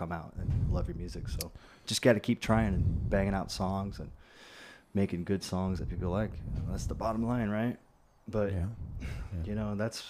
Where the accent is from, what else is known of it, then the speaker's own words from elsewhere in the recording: Florence, Oregon, United States; moved away as an adult; also born or lived in Eugene, Oregon / Portland, Oregon / Nashville, Tennessee; I grew up in Florence, went to high school, and then I finished up there